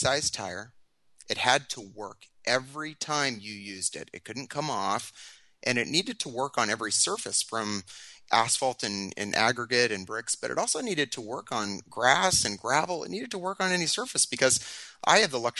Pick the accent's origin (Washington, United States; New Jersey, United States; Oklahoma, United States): Washington, United States; Tacoma; I have been a Washington resident all of my life. I was born down in Tacoma